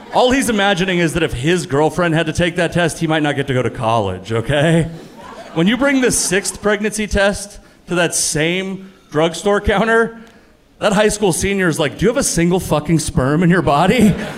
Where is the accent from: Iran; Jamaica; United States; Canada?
United States; the Northwest, Pacific Northwest; I'm from the Northwest. Like, a lot of people look like me in the Northwest.